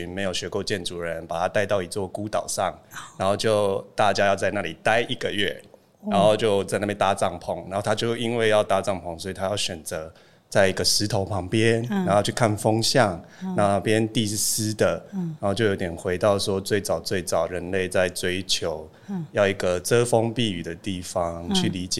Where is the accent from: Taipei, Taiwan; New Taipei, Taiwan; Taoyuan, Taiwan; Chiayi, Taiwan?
Chiayi, Taiwan; 然后呃，我就是嘉义人，然后对，这很重要。